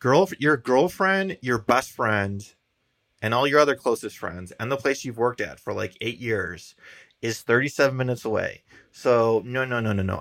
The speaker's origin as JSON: {"language": "English", "town": "Chicago", "region": "Illinois", "country": "United States", "said": "we're from Chicago"}